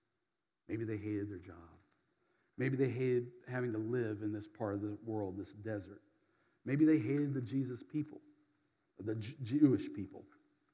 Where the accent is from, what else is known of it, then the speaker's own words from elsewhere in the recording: Berdyansk, Zaporizhzhia Oblast, Ukraine; moved away; my hometown, Berdyansk